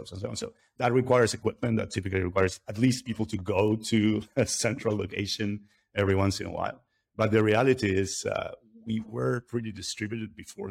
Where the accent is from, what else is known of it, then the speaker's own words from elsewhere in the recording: Buenos Aires, Argentina; I'm originally from Argentina. I grew up not very far from where I'm sitting today